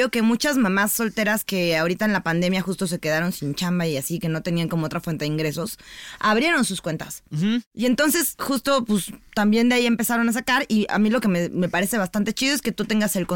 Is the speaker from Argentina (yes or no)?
no; Mexico; Está bien, somos mexicanas